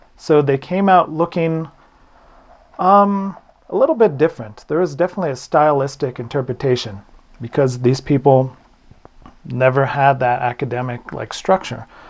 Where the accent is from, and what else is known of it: New Mexico, United States